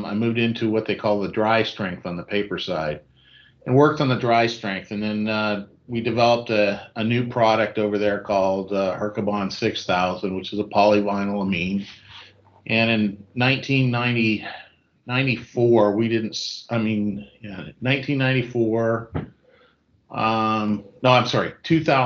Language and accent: English; Seattle, Washington, United States; moved away; also born or lived in Idaho; I was born and raised in Seattle, Washington area